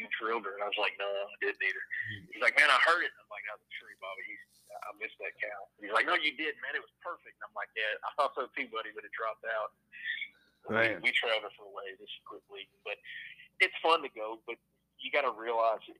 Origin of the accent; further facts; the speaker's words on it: South Louisiana, United States; now in Tennessee, United States; I'm from South Louisiana, but I've been in Tennessee longer. This is home